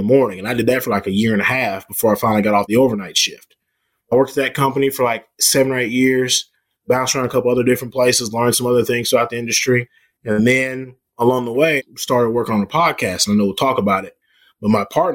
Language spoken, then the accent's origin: English; Dallas, Texas, United States; I'm born and raised. I'm born and raised Texan